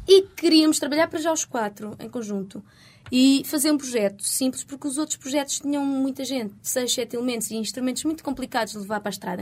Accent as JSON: {"language": "Portuguese", "country": "Portugal", "accent": "Portuguese", "said": "meu sotaque português"}